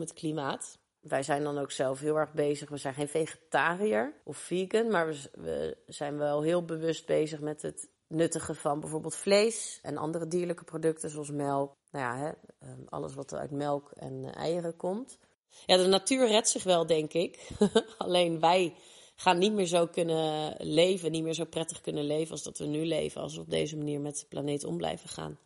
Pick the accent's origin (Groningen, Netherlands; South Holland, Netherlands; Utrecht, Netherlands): South Holland, Netherlands; Rotterdam; geboren en getogen in Rotterdam, in Kralingen